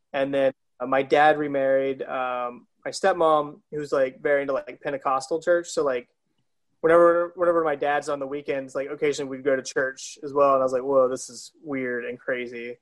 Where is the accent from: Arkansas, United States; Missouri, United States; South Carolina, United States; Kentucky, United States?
South Carolina, United States; moved away; born and raised in South Carolina